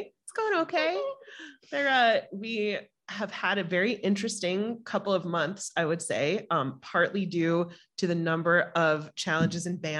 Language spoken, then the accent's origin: English; New York, United States; I mean, I'm a Jew from New York, Todd.